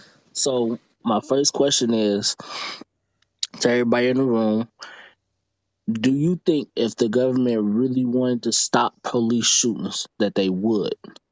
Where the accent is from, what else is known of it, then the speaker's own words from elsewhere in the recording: Detroit, Michigan, United States; I'm from Detroit, Michigan.